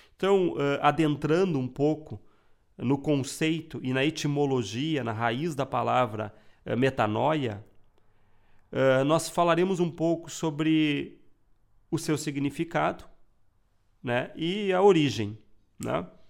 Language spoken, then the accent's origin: Portuguese; Rio Grande do Sul, Brazil; Eu sou gaúcho